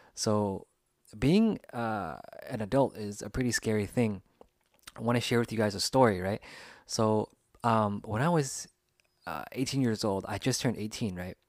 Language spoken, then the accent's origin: English; United States; first language English; I grew up in the United States and English was actually my first language